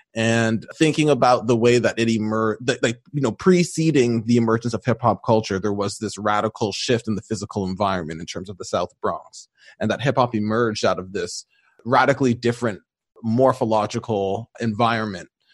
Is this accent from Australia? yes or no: no; Mississauga, Ontario, Canada; also born or lived in Toronto; I grew up in the Greater Toronto Area, just outside of Toronto, starting in Toronto, but ended up doing a lot of my school and stuff just outside of Toronto in a city called Mississauga